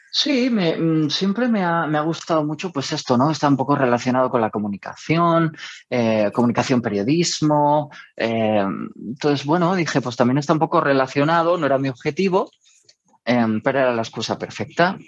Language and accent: Spanish; Almería, Andalusia, Spain; moved away as an adult; also born or lived in Madrid; Almería, en mi ciudad natal